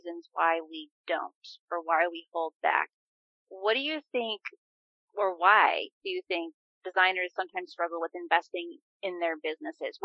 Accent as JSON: {"language": "English", "region": "Wisconsin", "country": "United States", "said": "I'm from Wisconsin"}